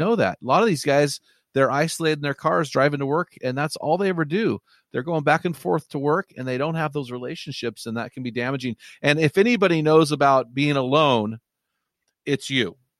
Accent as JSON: {"language": "English", "region": "Pacific Northwest", "country": "United States", "said": "I'm from the Pacific Northwest"}